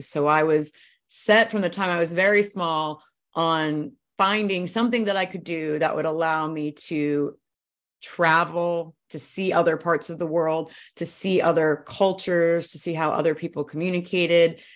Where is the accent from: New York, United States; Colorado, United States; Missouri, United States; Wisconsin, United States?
New York, United States; Brooklyn; now in California, United States; I grew up in Brooklyn